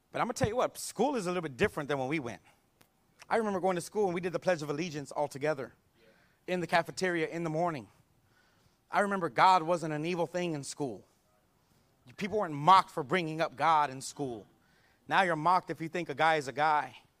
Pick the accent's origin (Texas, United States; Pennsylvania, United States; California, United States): Texas, United States; San Antonio; I grew up here in San Antonio